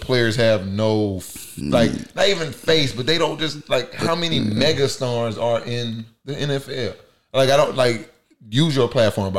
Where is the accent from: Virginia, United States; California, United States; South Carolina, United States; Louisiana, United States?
Louisiana, United States; I'm from Louisiana